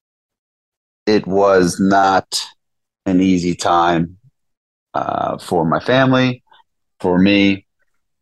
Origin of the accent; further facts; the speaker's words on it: New York City, New York, United States; grew up in the Bronx in New York, right in the city.